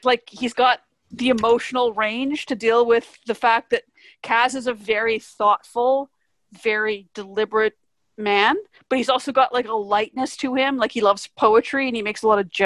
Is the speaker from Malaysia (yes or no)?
no; Vancouver, British Columbia, Canada; I'm from Vancouver.